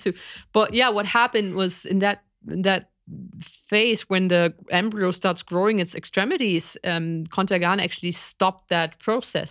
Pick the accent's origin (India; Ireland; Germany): Germany; East Germany; growing up in East Germany